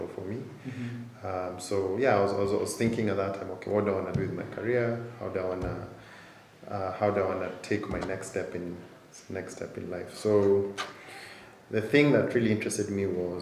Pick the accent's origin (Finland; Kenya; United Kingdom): Kenya; Nairobi; born and raised in Nairobi, grew up here, did primary and high school here